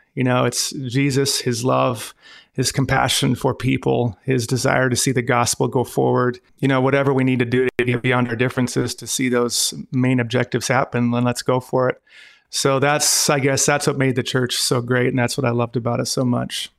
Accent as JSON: {"language": "English", "town": "Glasgow", "region": "Montana", "country": "United States", "tie": "born or raised there", "also_born_or_lived": "North Dakota / Devils Lake, North Dakota / China", "moved": "yes", "said": "I was born in Glasgow, Montana"}